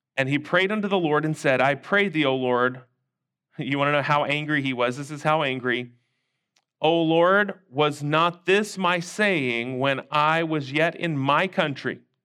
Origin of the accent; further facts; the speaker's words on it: North Shore, Louisiana, United States; also born or lived in Houston, Texas; now in Huffman, United States; We were not from New Orleans. We were from the North Shore.